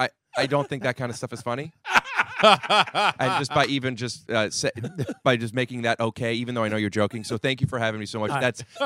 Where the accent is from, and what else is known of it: Cleveland, Ohio, United States; born or raised there